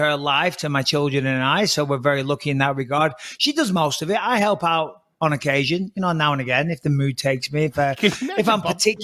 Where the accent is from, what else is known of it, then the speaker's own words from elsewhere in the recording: England, United Kingdom; moved away as an adult; I come from England.